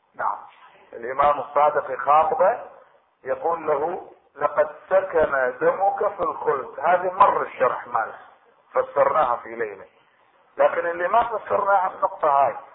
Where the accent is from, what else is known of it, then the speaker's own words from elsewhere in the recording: Iraq; عندنا في العراق